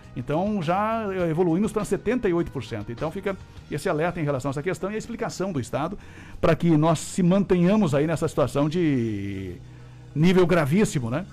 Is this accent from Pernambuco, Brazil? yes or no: no; Cruz Alta, Rio Grande do Sul, Brazil; moved away; also born or lived in Carazinho; depois me criei em Cruz Alta